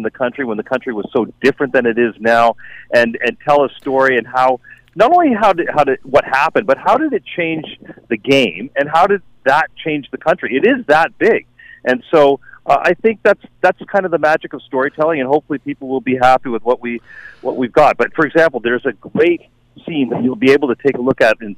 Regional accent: Canada; now in Chicago, United States; I work for ABC News in Chicago, but I'm Canadian, and I'm Canadian and a hockey fan

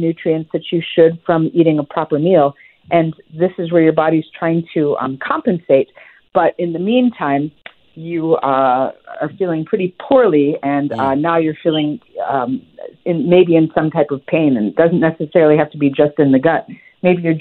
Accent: Midwest, United States; I grew up in the Midwest

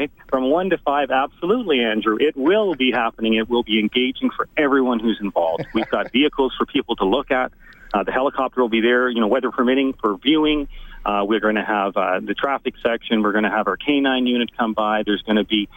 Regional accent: Newfoundland and Labrador, Canada; now in Alberta, Canada; I'm from Newfoundland and Labrador

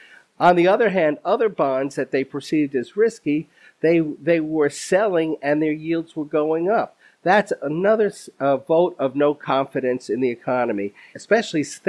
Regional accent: New York, United States; as a New Yorker

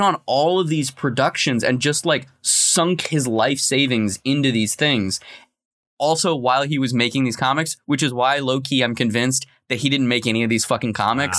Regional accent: Tucson, Arizona, United States; my hometown of, uh, Tucson, Arizona

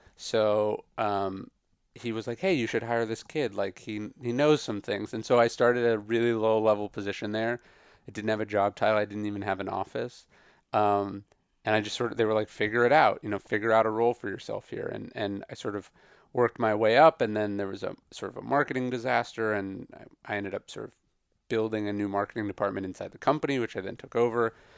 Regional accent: Sacramento, California, United States; also born or lived in Riverside; I grew up outside Sacramento

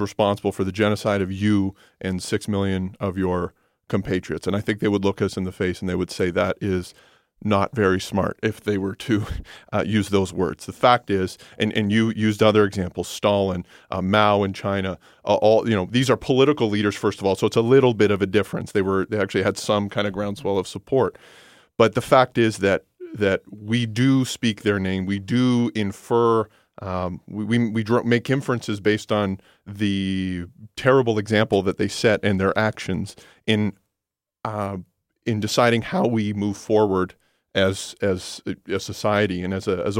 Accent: Canada; now in London, Canada; as a Canadian, as a citizen of London, as a Canadian

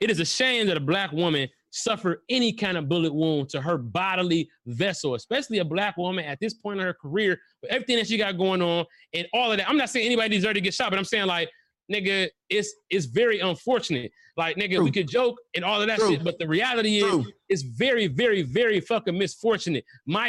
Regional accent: Detroit, Michigan, United States; Listen, I'm from Detroit, nigga.

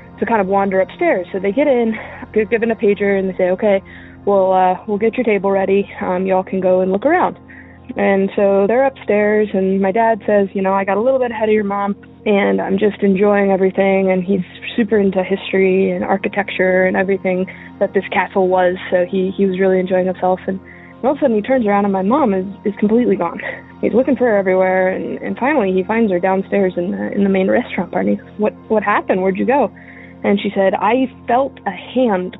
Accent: Ohio, United States; moved away; I'm from Ohio originally

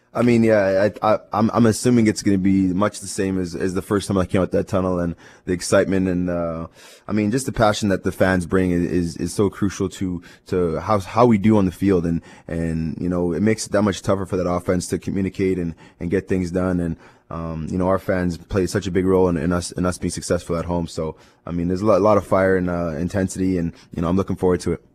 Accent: Winnipeg, Manitoba, Canada; this is my hometown. It's where I grew up

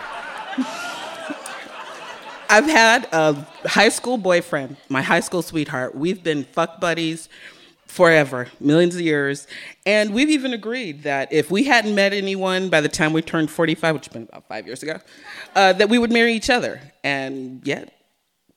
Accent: San Francisco, California, United States; San Francisco is my hometown

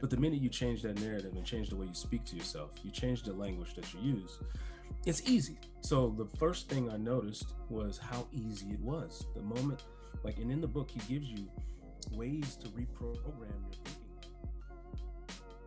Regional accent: Chicago, Illinois, United States; moved away as an adult; also born or lived in San Diego; I moved to San Diego, I'm from Chicago

